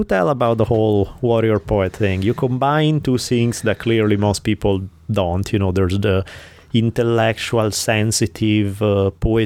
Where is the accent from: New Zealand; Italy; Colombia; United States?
Italy; accent: Italian; the Italian accent